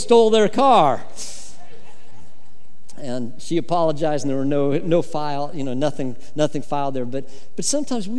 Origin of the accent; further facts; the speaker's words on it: Colorado, United States; I grew up in Colorado